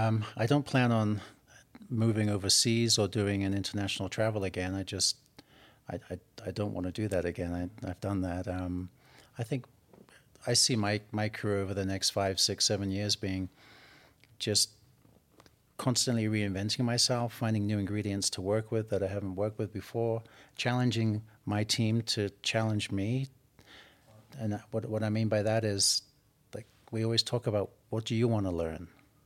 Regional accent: England, United Kingdom; Growing up in England, our holidays were going camping over to southern France and Normandy

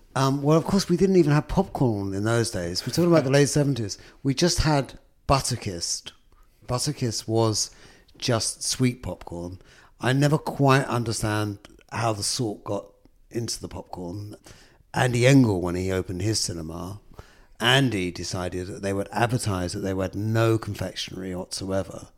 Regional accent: London, United Kingdom; when I was a kid growing up in London. I think from my doorstep in Islington, I was born in the pre-gentrified Islington of the late fifties.

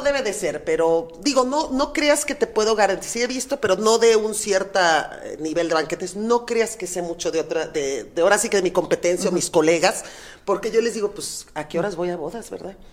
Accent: Mexico City, Mexico; moved away as an adult; now in Guadalajara, Mexico; yo soy de la Ciudad de México, por azares del destino me vine a Guadalajara

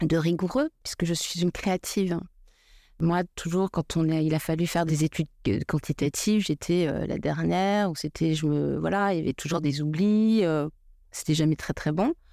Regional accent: Paris, Île-de-France, France; Et puis, je suis une petite parisienne aussi, pas très intéressée par, par ce que je fais à l'école.

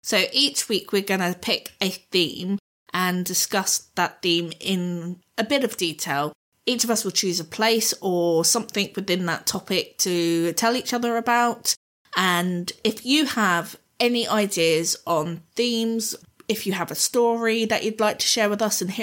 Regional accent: Southampton, South East England, United Kingdom; moved away; also born or lived in Kent; where I grew up down in Southampton

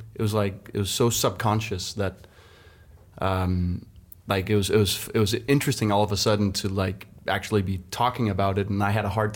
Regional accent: Denmark; me as a young kid growing up in Denmark

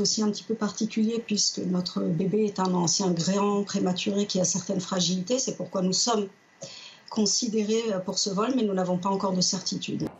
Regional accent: France; moi je réside en France, je suis française

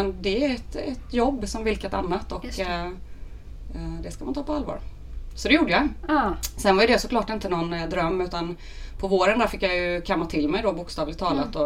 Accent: Väckelsång, Kronoberg County, Sweden; also born or lived in Lund; now in Stockholm, Sweden; tvättäkta smålänning från början. Uppvuxen i en eh, liten fantastisk by som heter Väckelsång

